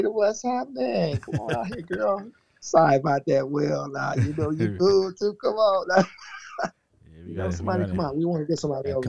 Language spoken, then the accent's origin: English; the South, United States; I'm from the South